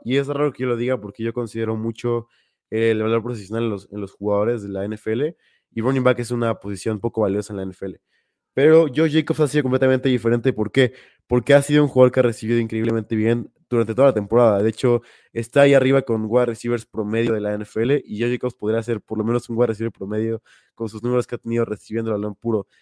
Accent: Mexico; como buen mexicano

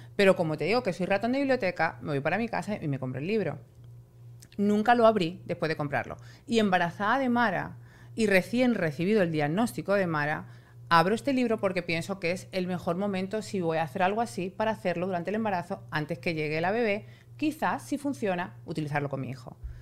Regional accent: Spain; yo soy española y en España eso no existe

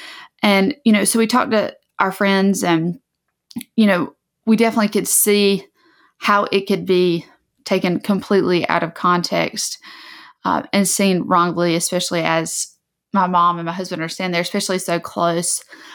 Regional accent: the South, United States; especially growing up in the South. Like, it is not uncommon for people to have pictures, like photographs taken, like in a cotton field, or to have cotton decorations in their house.

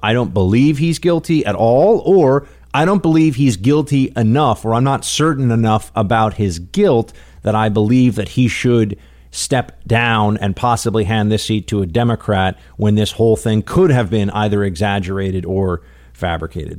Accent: New York, United States; I'm from New York and I don't have an accent

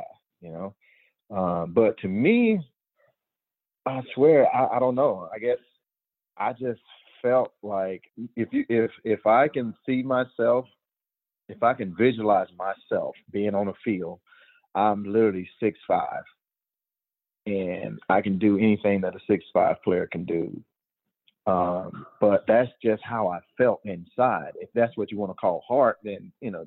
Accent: Georgia, United States; I was a Georgia boy. I was born in Georgia

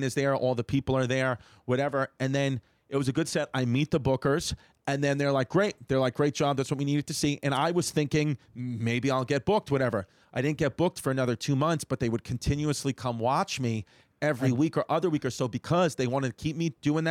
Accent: New York City, New York, United States; I grew up on Seneca Avenue in Ridgewood

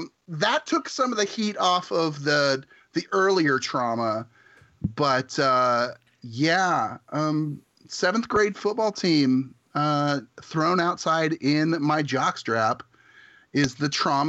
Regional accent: south central Nebraska, United States; We are in small town in south central Nebraska. My high school graduating class was like 41 people

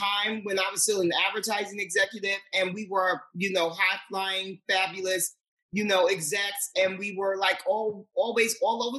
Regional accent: New York City, New York, United States; I was born and raised in Manhattan, but more specifically Harlem

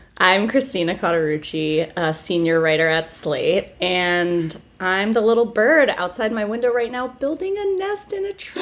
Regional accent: New Hampshire, United States; I'm a New England gal. I'm from New Hampshire

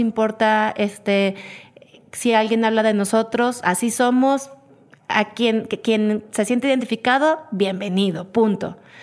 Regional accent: Mexico; quiénes somos los mexicanos

